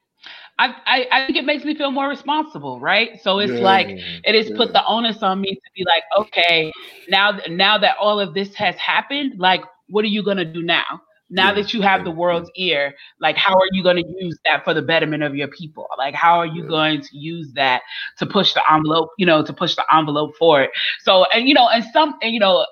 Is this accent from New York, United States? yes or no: no; Chicago, Illinois, United States; now in Atlanta, United States; I'm originally from Chicago, but I live in Atlanta